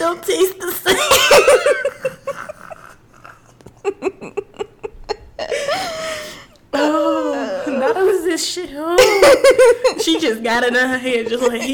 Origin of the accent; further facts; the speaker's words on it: Tennessee, United States; I'm from Tennessee.